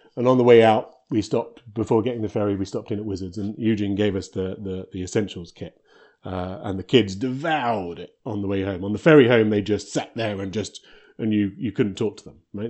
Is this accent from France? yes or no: no; United Kingdom; moved away as an adult; now in Victoria, Canada; I'm originally British and we moved out here a, a long time ago to work for Electronic Arts